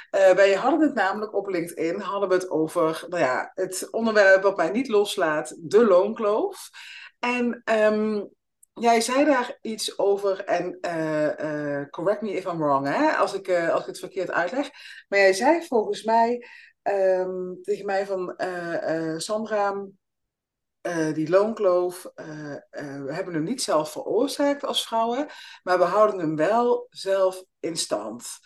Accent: Limburg, Netherlands; now in Amsterdam, Netherlands; ik kom zelf uit Limburg en ik woon nu in Amsterdam

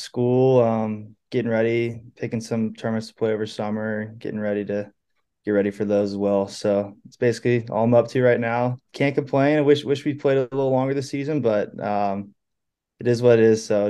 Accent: San Francisco, California, United States; born there; now in Phoenix, United States; Anyone asks, I say Phoenix, Arizona, but I was born in San Francisco.

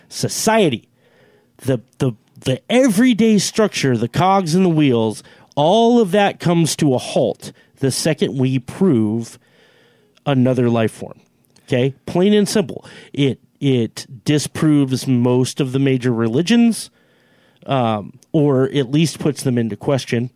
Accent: Finley, United States; I'm from Finley

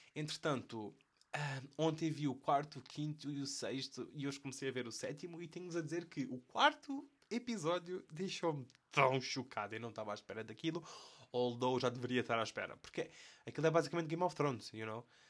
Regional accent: Portugal; accent: European Portuguese; first language European Portuguese

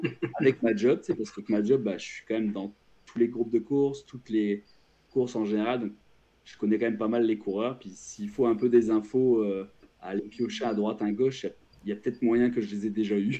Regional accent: France; now in Quebec, Canada; je suis français, j'ai vécu en France longtemps

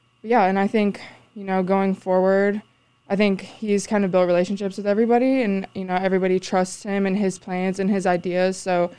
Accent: Fort Wayne, Indiana, United States; now in Quincy, United States; I'm from Fort Wayne, Indiana.

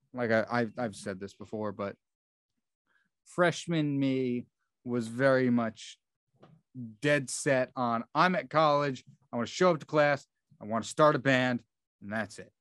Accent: New Jersey, United States; I'm from Central Jersey

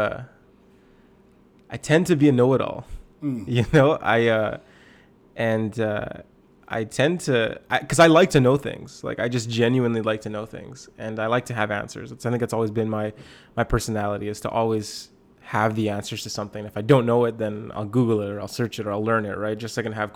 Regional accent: Lower Mainland, British Columbia, Canada; moved away as an adult; now in Kelowna, Canada; I'm from Lower Mainland. I kind of grew up there. I pastor in Kelowna, BC now.

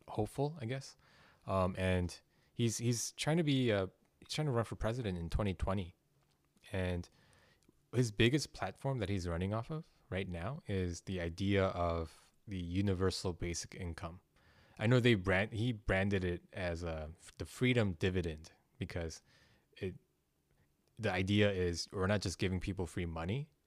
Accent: South Korea; moved away; I'm from Korea

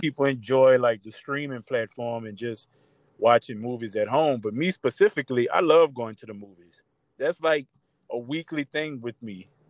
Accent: New Orleans, Louisiana, United States; growing up in New Orleans, seeing the stuff we saw, the things we went through

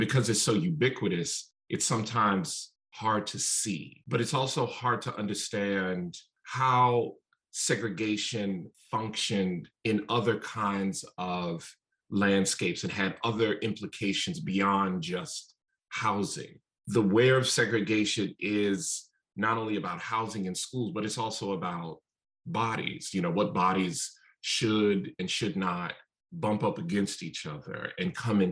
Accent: Chicago, Illinois, United States; being from the South Side of Chicago really shaped my entire perspective for the first book, and really being born and raised there

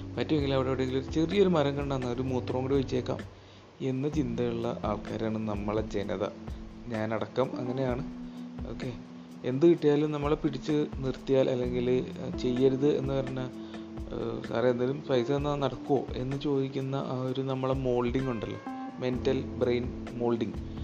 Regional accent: Ernakulam, Kerala, India; ഞാൻ എറണാകുളത്തുകാരനാണ്

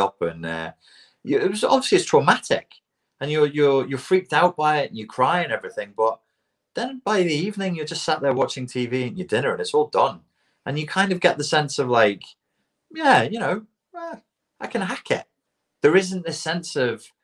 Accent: Portugal; kids growing up in Portugal

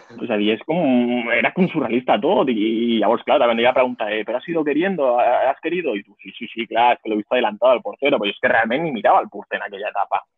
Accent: Montcada i Reixac, Catalonia, Spain; soc de Moncada

